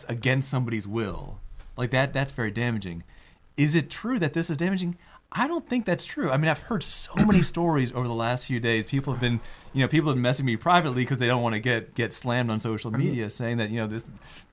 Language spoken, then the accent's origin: English; United States; my parents are Indian. I mean, I was born in America, but they came from India.